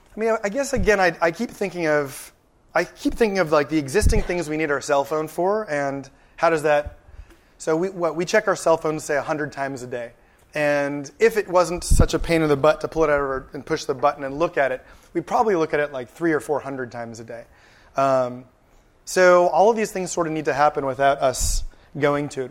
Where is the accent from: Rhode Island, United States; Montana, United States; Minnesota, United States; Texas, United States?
Texas, United States; San Antonio; now in California, United States; I grew up in San Antonio, Texas. I spent about seven years there